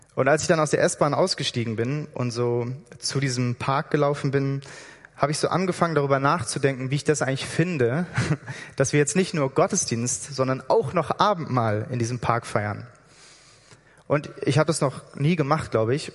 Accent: Hamburg, Germany; moved away as an adult; also born or lived in Berlin; now in Switzerland; Ich komme aus Hamburg eigentlich

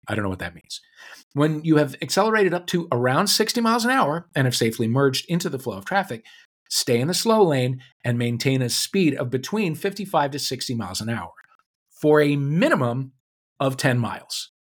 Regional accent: St. Louis, Missouri, United States; now in Los Angeles, United States; my hometown of Saint Louis

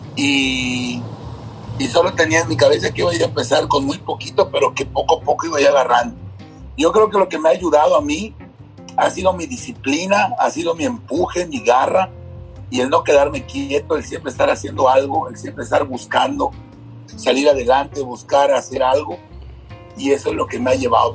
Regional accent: Mérida, Yucatán, Mexico; crezco en el fraccionamiento Mulsay, aquí por Juan Pablo, en el poniente de la ciudad de Mérida

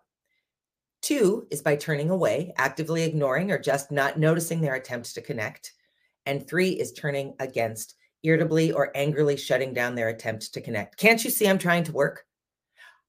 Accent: United States; being American

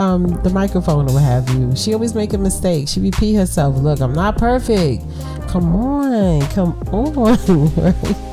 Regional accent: New York City, New York, United States; Yeah, I'm from Brooklyn

